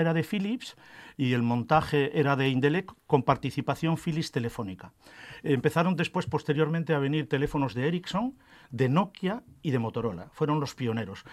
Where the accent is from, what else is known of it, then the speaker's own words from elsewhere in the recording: Arenas de Cabrales, Asturias, Spain; me crié en Arenas, en el pueblo donde se fabrica el queso.